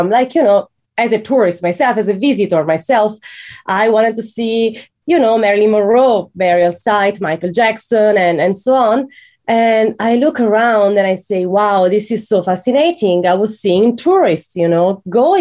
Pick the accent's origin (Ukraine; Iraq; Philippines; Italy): Italy; I'm from Italy and I'm used to Catholic cemeteries that are very serious